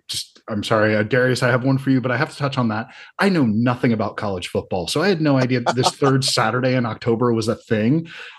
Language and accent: English; the South, United States; I'm from the South